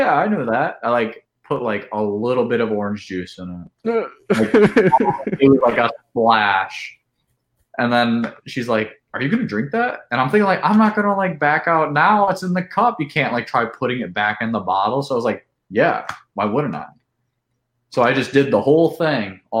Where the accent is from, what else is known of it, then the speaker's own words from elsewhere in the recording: Mobile, Alabama, United States; moved away; also born or lived in Wisconsin; I'm originally from Alabama.